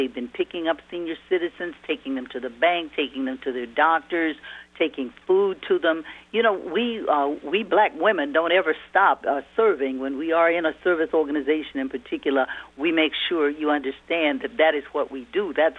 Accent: Louisiana, United States; I'm from Louisiana, and we honor the one drop of black blood makes you black.

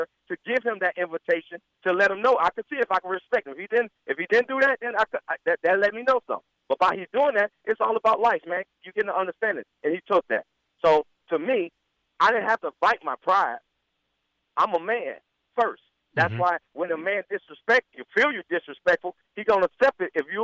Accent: Florida, United States; I'm from Florida

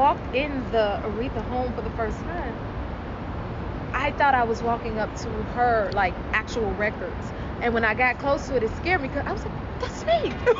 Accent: Chicago, Illinois, United States; As a little girl riding around through the city of Chicago

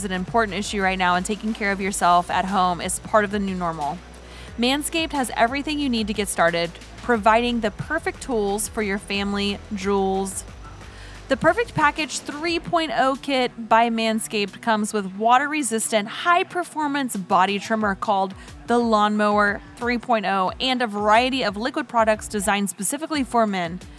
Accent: Havertown, Pennsylvania, United States; moved away; also born or lived in Washington State; I'm from Havertown. It's a small town

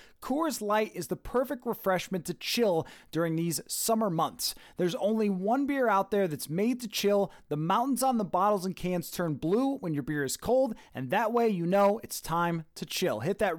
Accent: Western New York, United States; I grew up in Western New York

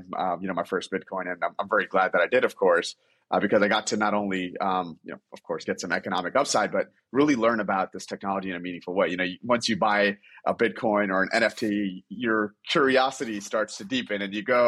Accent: New York, United States; growing up in New York, you learn to love basketball

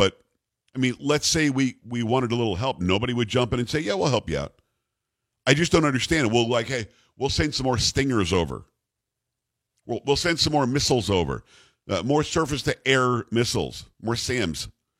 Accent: New York, United States; Now, growing up, being New Yorker and Italian

